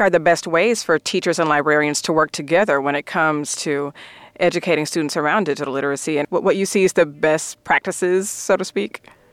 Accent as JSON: {"language": "English", "region": "Alabama", "country": "United States", "tie": "born or raised there", "said": "my home state of Alabama"}